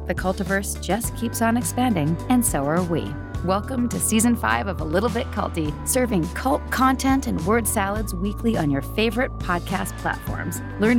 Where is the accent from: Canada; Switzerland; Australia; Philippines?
Canada; now in Atlanta, United States; I'm from Canada.